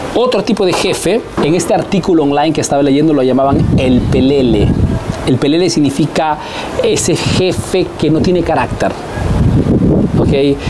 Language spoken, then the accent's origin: Spanish; Peru; now in Italy